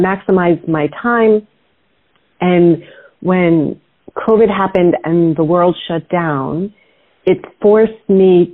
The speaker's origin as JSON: {"language": "English", "region": "New York", "country": "United States", "tie": "born or raised there", "said": "I grew up in New York"}